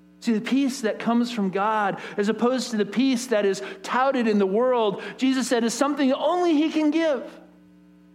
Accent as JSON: {"language": "English", "country": "United States", "said": "especially as American people"}